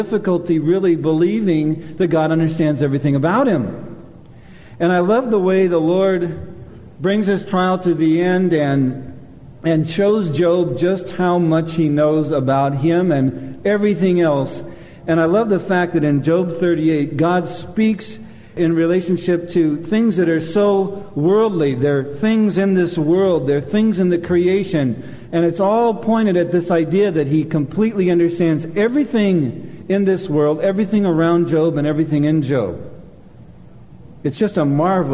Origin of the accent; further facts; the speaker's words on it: Anaheim and Long Beach, California, United States; moved away; also born or lived in Glendale, California / Michigan / Minneapolis, Minnesota; grew up in Anaheim and Long Beach